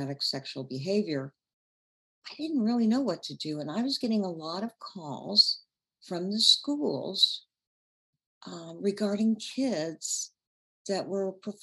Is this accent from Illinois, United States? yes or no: yes; Chicago, Illinois, United States; also born or lived in Central Indiana; now in Indianapolis, United States; I'm from Chicago originally